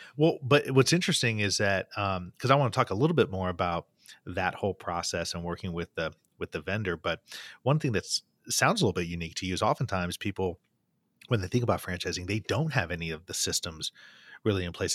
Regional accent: Bloomington, Indiana, United States; in my hometown in Indiana, at Indiana University

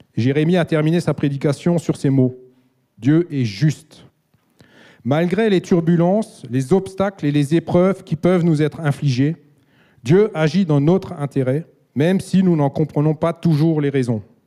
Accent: Alsace, Grand Est, France; Je suis alsacien et j'ai grandi dans une famille chrétienne

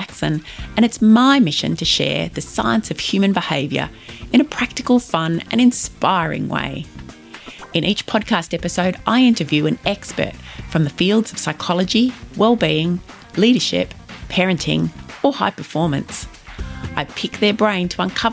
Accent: Ballarat, Victoria, Australia; here in my hometown of Ballarat

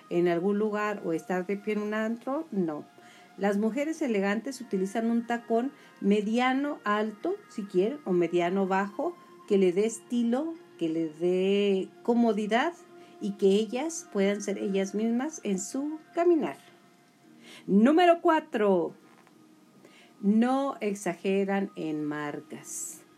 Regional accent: Julimes, Chihuahua, Mexico; now in Chihuahua, Mexico; ya sabe que yo soy de Julimes y que esto está transmitiéndose desde Chihuahua, Chihuahua.

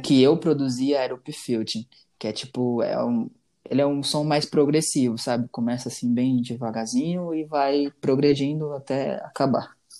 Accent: Bahia, Brazil; also born or lived in Rio de Janeiro; now in São Paulo, Brazil; Eu nasci no Rio, só que, tipo, bebezinho ainda, eu fui pra Bahia, né? Morar com a minha avó

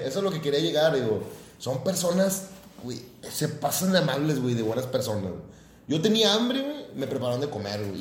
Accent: Guadalupe, Nuevo León, Mexico; also born or lived in Santa Catarina; yo soy de Guadalupe

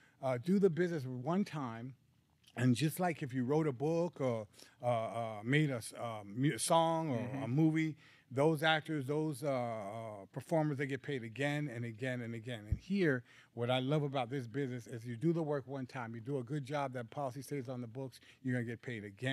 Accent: Hollis, New York, United States; now in California, United States; Well, I've been in California for quite a few years now, but I was originally from Hollis, Jamaica, Queens, New York.

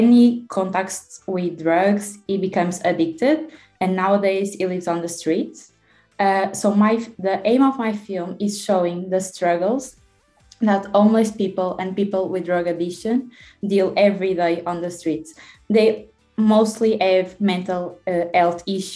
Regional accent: Porto, Norte, Portugal; I'm a student from Oporto.

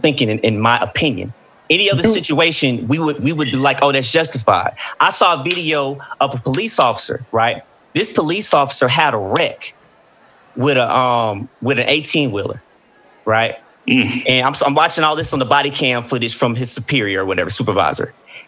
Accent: Columbus, United States; my hometown in Columbus

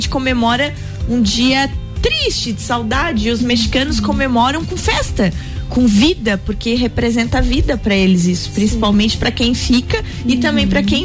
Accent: near Rio do Sul, Santa Catarina, Brazil; moved away; teve lá pela minha terra.

